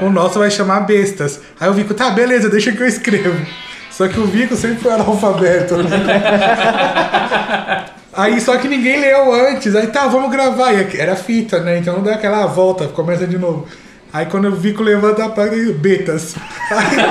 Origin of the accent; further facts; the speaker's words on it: São Paulo, Brazil; Quando era, quando era moleque, lá em Guaranazes